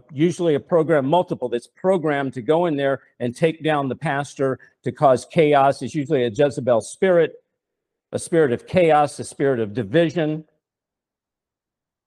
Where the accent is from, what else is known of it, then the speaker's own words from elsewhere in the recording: Nashville, Tennessee, United States; I come from Nashville, Tennessee. I was a songwriter